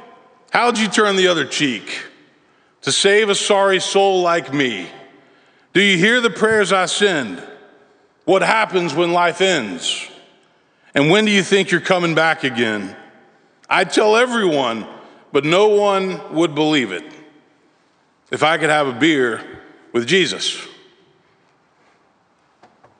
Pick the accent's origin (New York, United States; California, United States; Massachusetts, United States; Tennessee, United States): Tennessee, United States; Memphis; now in Nashville, United States; I was a boy growing up in Memphis, Tennessee.